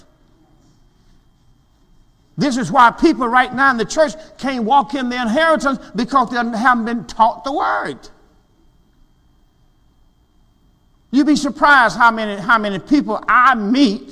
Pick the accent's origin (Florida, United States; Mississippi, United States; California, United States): Mississippi, United States; I'm from Mississippi, the country